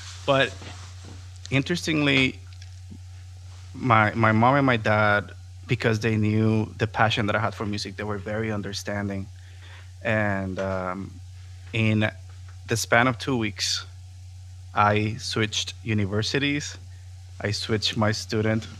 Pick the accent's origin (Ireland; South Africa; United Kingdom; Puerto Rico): Puerto Rico; Caguas; first language Spanish; English is a second language; moved away as an adult; also born or lived in San Juan, Puerto Rico / Florida; I was born in San Juan. I was raised in the capital for the first 4 years. And once my sister was born, we moved to the city of Caguas, and that's where I lived my whole life until I left in 2008